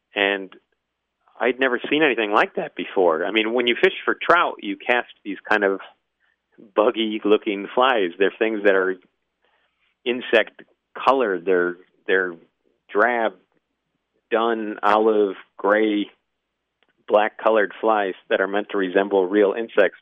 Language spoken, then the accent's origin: English; Midwest, United States; moved away as an adult; also born or lived in New England; I'm from the Midwest, so we were we were raised to to look at at fly fishermen as just sort of incorrigible snobs